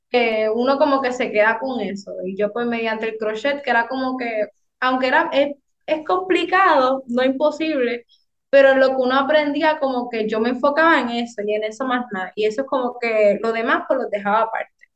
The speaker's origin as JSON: {"language": "Spanish", "town": "Hatillo", "country": "Puerto Rico", "said": "soy del pueblo de Atillo"}